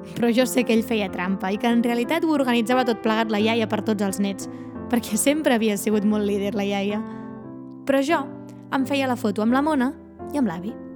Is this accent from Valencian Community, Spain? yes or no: no; Ullastrell, Catalonia, Spain; A Ullastrell, al meu poble